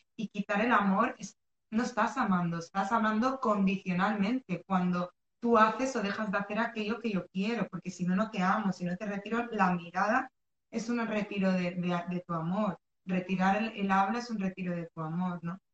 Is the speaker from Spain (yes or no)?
yes; Spain; also born or lived in Morocco; yo soy de Marruecos, he nacido en Marruecos, pero vivo y he, he vivido casi toda mi vida en España y me he criado, o sea, me he educado en España mayoritariamente